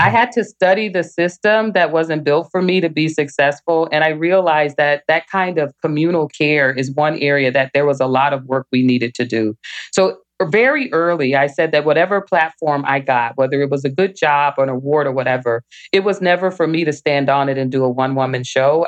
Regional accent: Little Rock, Arkansas, United States; now in Michigan, United States; I grew up in Little Rock, Arkansas, and every summer I begged my parents for us to move somewhere else.

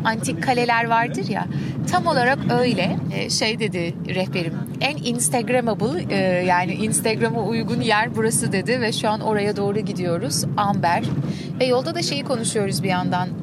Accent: Istanbul, Turkey; sonuçta İstanbul'da doğdum büyüdüm

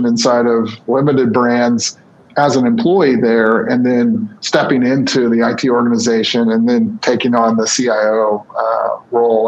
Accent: Birmingham, Alabama, United States; moved away as an adult; also born or lived in Pensacola, Florida / San Francisco / Atlanta; I grew up in the southeast of the United States. I grew up in Birmingham, Alabama, and Pensacola, Florida

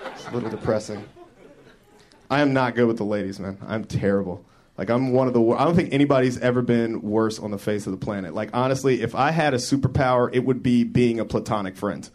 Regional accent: Denver, Colorado, United States; my hometown of Denver

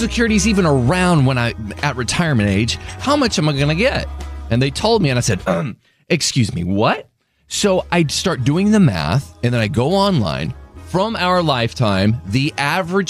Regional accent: DeSoto, Texas, United States; I am from DeSoto, Texas.

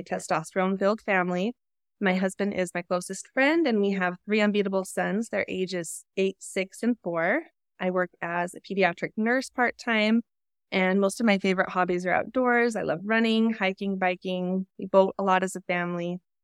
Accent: Utah, United States; I was raised in Utah, definitely in a Mormon bubble

